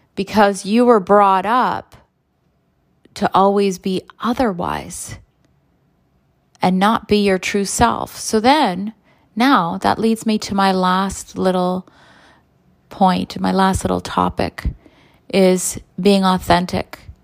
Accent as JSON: {"language": "English", "country": "Canada", "tie": "born or raised there", "said": "both my parents are from Croatia, and I was born in Canada."}